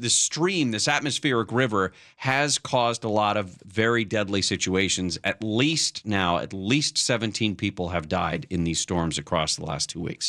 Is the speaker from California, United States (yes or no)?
yes; North Bay, California, United States; I grew up in the North Bay